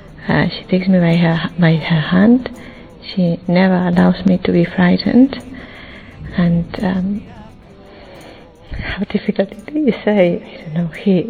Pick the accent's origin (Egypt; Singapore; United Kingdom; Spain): Spain; I come from Spain